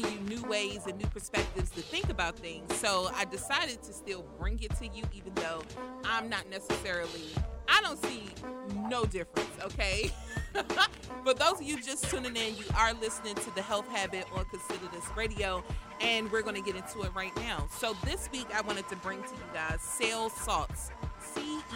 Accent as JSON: {"language": "English", "country": "United States", "said": "I'm from Southeast"}